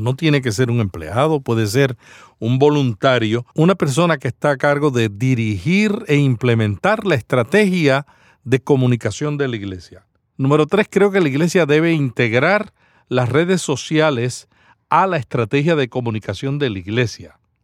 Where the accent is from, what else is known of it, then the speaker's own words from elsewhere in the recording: Santa Isabel, Puerto Rico; Santa Isabel, Puerto Rico, mi pueblo natal